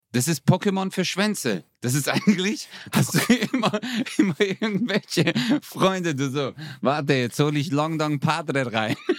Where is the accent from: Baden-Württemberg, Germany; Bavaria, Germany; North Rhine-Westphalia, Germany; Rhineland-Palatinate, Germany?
Baden-Württemberg, Germany; Stuttgart; now in Karlsruhe, Germany; ich bin ja eigentlich Stuttgarter